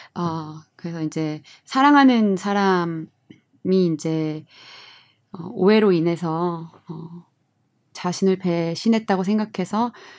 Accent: South Korea; moved away as an adult; 나는 한국인이고

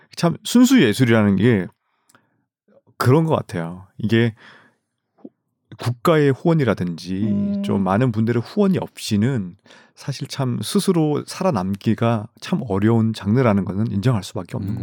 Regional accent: Gimcheon, North Gyeongsang, South Korea; moved away; 제 고향이 김천이지 않습니까

